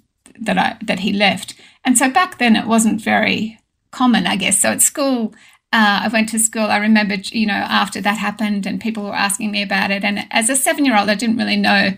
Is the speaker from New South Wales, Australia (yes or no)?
yes; Sydney, New South Wales, Australia; now in Oberon, Australia; I was actually born and raised in Epping, in a little sort of suburban house on a quarter acre block